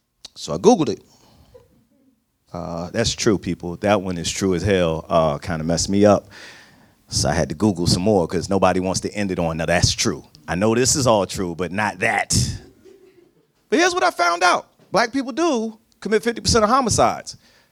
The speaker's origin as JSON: {"language": "English", "region": "New Jersey", "country": "United States", "tie": "born or raised there", "also_born_or_lived": "Virginia", "moved": "as an adult", "said": "I lived between New Jersey and Virginia for the first 40 years of my life, and I moved here in 2013."}